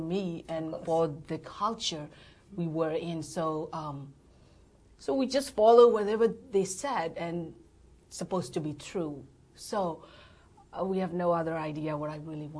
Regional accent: Yangon, Yangon Region, Myanmar; moved away as an adult; also born or lived in Malaysia; now in San Diego, United States; I was born and raised in Burma, mm-hmm. in Rangoon

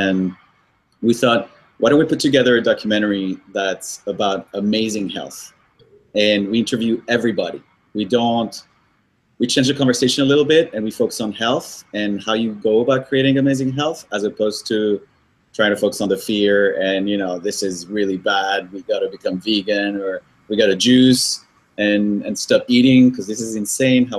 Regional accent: Paris, Île-de-France, France; also born or lived in Colombia / Brazil / Tokyo / New York; now in United States; I'm Colombian, but I grew up in Paris.

